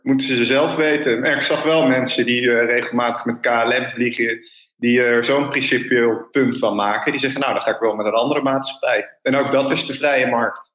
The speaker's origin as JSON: {"language": "Dutch", "country": "Netherlands", "said": "ik ben ook een echte Hollander."}